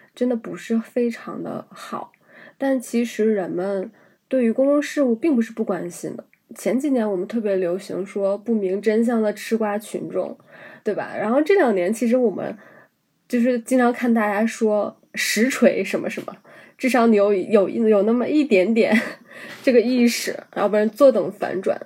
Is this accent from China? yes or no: yes; China; 我们在大陆生长的这一代人，我们所接受的教育是黄河文明，我们是从黄土高原上发源起来的人们